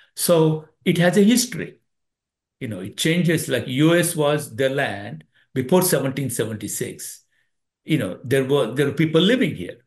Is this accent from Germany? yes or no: no; India; now in United States; India. I was born in India.